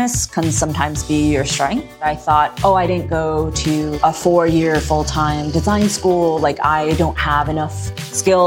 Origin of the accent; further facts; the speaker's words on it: Italy; now in New York, United States; I grew up in Italy